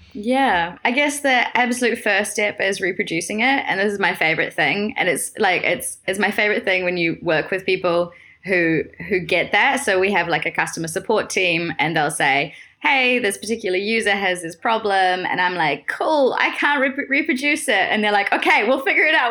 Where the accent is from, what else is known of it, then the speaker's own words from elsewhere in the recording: New Zealand; moved away as an adult; now in Amsterdam, Netherlands; I'm originally from New Zealand